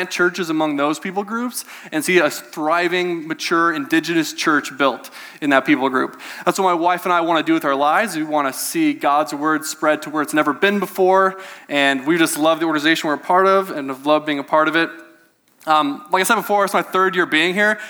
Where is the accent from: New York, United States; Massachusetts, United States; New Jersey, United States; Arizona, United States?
Arizona, United States; I'm not even from Michigan. I'm from like Arizona